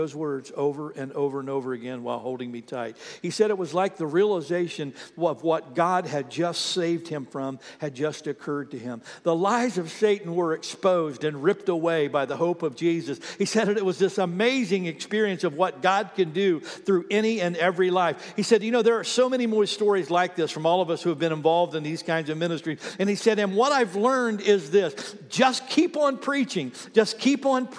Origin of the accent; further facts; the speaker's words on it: Ohio, United States; moved away; I have a friend that I grew up with back in Ohio